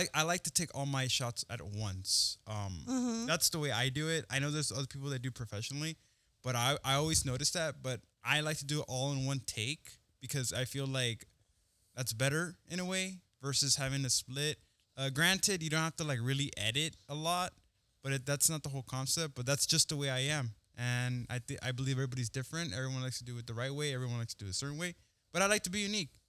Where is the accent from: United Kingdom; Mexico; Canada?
Mexico; also born or lived in South Padre Island, Texas; I'm from Mexico